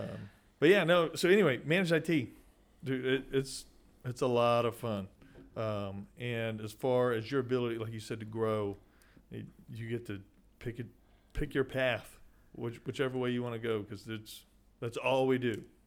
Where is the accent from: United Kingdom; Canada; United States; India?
United States; Sweeny, Texas; getting out of my hometown